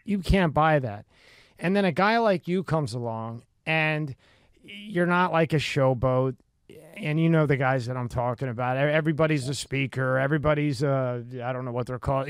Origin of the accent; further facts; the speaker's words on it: Philadelphia, Pennsylvania, United States; I grew up in Philadelphia